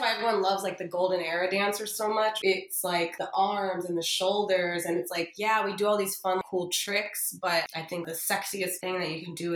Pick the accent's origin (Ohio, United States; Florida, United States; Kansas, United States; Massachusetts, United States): Florida, United States; Miami; I'm born and raised here.